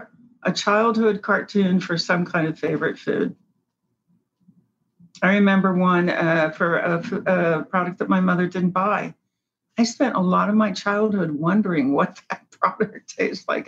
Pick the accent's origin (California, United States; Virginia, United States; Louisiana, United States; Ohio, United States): Ohio, United States; Cincinnati; I grew up in Cincinnati